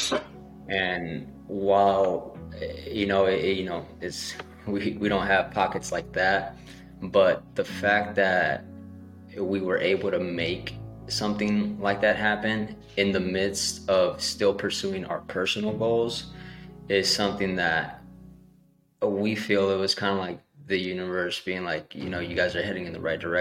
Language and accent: English; Salinas, California, United States; I'm from Salinas, California